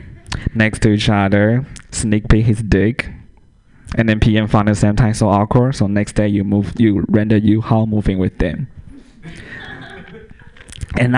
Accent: Taiwan; first language Mandarin Chinese; English is a second language; moved away as an adult; also born or lived in San Francisco; now in Portland, United States; I grew up in Taiwan

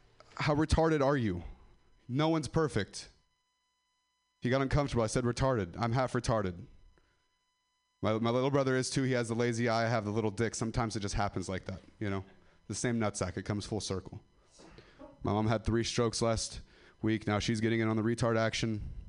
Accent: Ripon, California, United States; I'm from Ripon. I'll still rep.

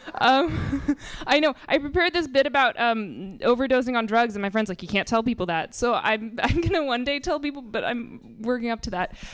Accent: Marin, California, United States; I'm from Marin

